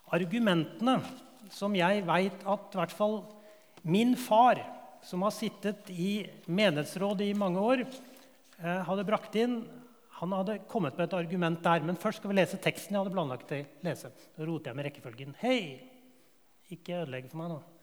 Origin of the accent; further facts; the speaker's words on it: Årnes, Akershus, Norway; Den bedehusmiljøet jeg vokste opp på Årnes